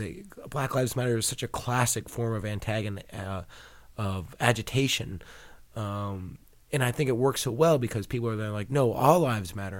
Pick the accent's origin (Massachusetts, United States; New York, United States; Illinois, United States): Massachusetts, United States; Boston; I grew up in Boston